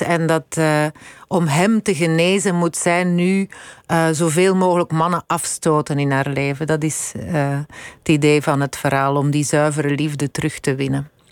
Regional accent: Londerzeel, Flanders, Belgium; also born or lived in Dendermonde / Brussels / United States; ik ben eigenlijk eh, opgegroeid in, in Londerzeel. Ik, ik ben in Dendermonde alleen maar geboren.

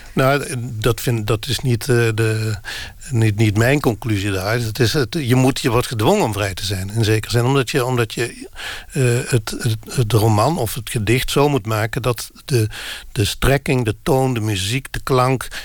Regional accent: Limburg, Netherlands; first language Limburgish dialect; Dutch is a second language; ik ben Limburger

